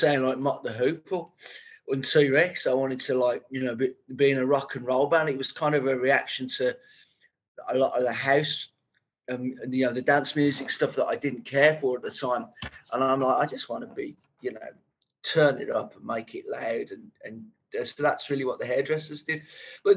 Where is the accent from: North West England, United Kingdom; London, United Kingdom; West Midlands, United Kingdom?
West Midlands, United Kingdom; Birmingham; I was brought up in Birmingham, Small Heath